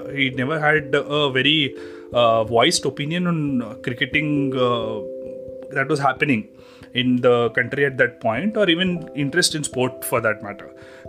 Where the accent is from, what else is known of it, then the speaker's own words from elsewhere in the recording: Hyderabad, Telangana, India; also born or lived in Punjab; my hometown of Hyderabad